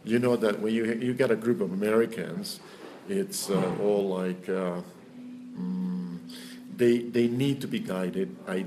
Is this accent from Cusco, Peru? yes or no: yes; Cusco, Peru; English is a second language; also born or lived in United States; I was born in Cusco, and I was raised here. And only when I was 17, I went to the States.